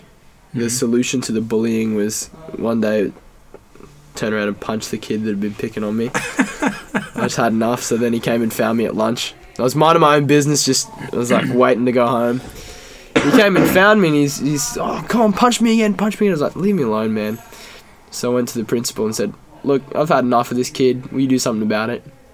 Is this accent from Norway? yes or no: no; Townsville, Queensland, Australia; I was raised in sunny, sticky North Queensland